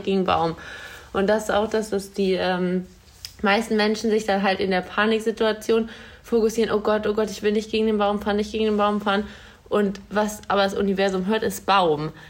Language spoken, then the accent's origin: German; Hanover, Lower Saxony, Germany; bei uns in Hannover